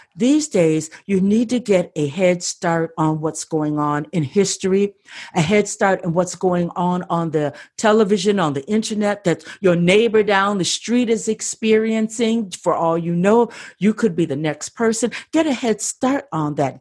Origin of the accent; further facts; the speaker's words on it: Midwest, United States; moved away as an adult; now in Southern California, United States; I'm from the Midwest